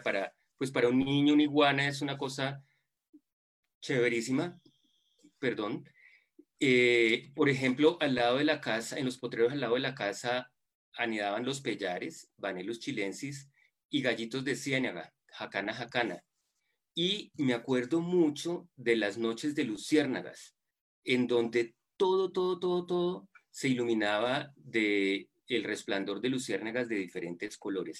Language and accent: Spanish; Buga, Valle del Cauca, Colombia; moved away as an adult; also born or lived in Bogotá, Colombia / United States; yo soy bugueño y viví mi infancia y adolescencia en fincas del Valle del Cauca